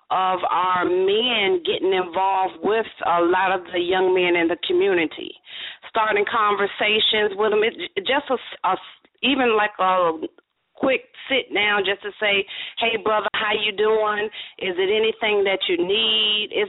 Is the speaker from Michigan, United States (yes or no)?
no; Los Angeles, California, United States; I'm originally from Los Angeles, California